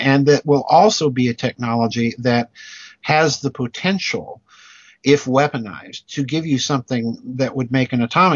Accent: South Dakota, United States; I grew up in South Dakota, which is a state in the United States

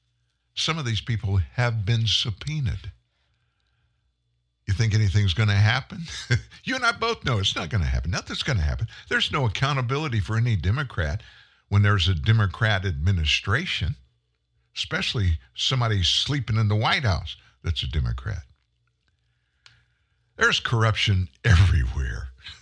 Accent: South Louisiana, United States; I grew up in South Louisiana, and I spent a lot of time in swamps.

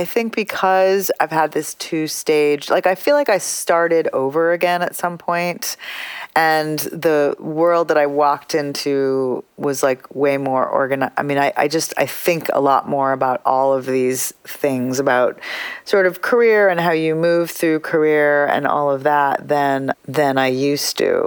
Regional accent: United States; I'm an Indian American artist. And sometimes I'm an American artist

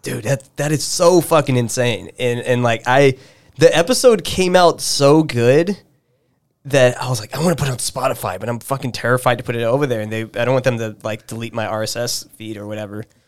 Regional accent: El Paso, Texas, United States; I grew up in El Paso

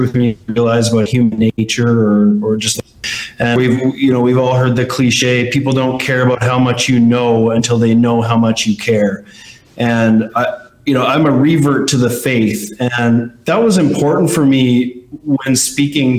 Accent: Canada; I'm Canadian

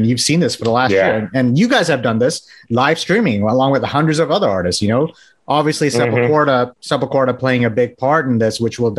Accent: Texas, United States; I'm from Texas, so you're talking to the right person.

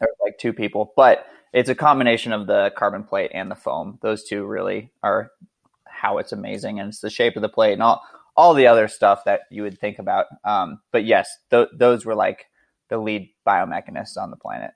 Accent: Montana, United States; now in Idaho, United States; I currently live in rural Idaho, but I grew up in Montana, uh, actually closer to Canada than most of the United States

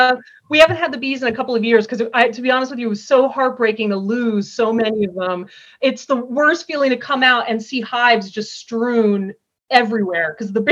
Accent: East Coast, United States; also born or lived in Colorado / Illinois; now in Vermont, United States; I'm from the East Coast originally, but I've moved around quite a bit. I lived in Colorado for a while, in Illinois for a while

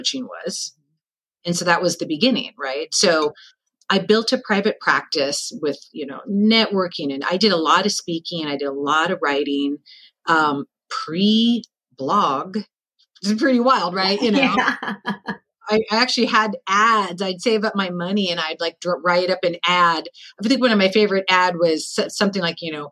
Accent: Seattle, Washington, United States; also born or lived in San Francisco; I'm born and raised in Seattle.

